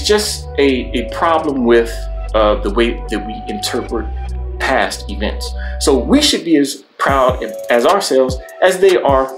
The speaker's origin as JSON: {"language": "English", "country": "United States", "said": "I think we as Black American people have a lot to learn"}